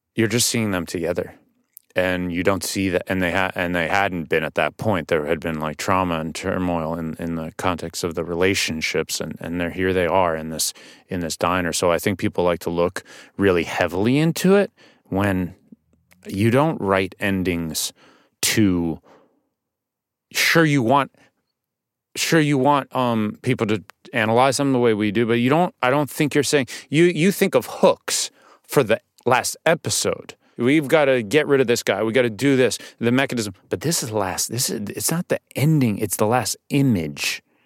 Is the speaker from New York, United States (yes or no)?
yes; New York City, New York, United States; I grew up on the Upper West Side, too